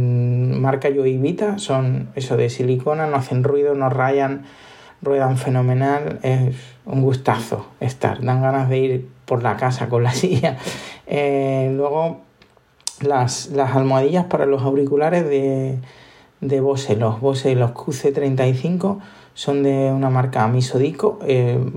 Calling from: Málaga, Andalusia, Spain; Eh, soy … de Málaga.

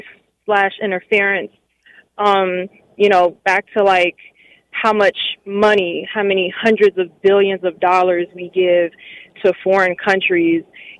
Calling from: Washington, District of Columbia, United States; I'm calling from

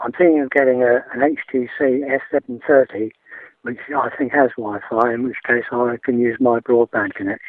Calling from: Gloucester, South West England, United Kingdom; I'm phoning from Gloucester.

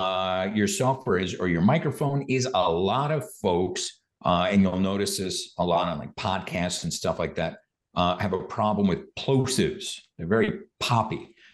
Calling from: Austin, Texas, United States; I'm calling in from Austin, Texas

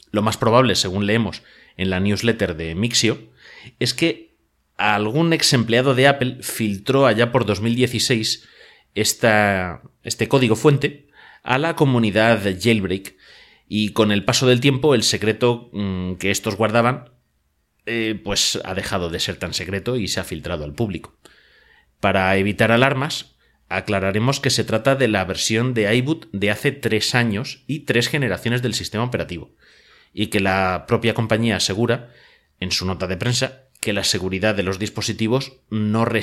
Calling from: Madrid, Community of Madrid, Spain; os hablo desde Madrid, en España.

